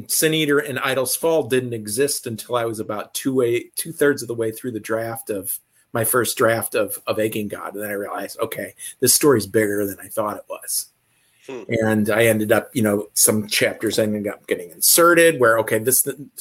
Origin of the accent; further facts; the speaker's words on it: Midwest, United States; I'm from the Midwest